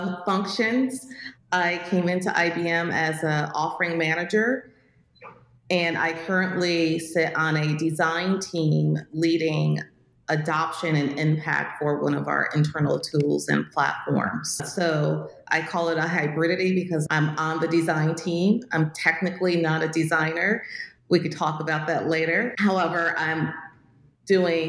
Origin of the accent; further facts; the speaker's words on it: Newburgh, New York, United States; moved away as an adult; also born or lived in Westchester County, New York / Albany, New York / Nashville, Tennessee; now in Texas, United States; I grew up in New York State